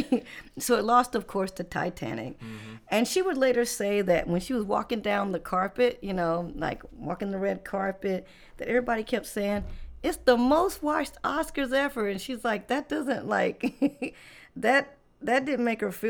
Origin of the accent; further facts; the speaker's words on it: the South, United States; I'm from the South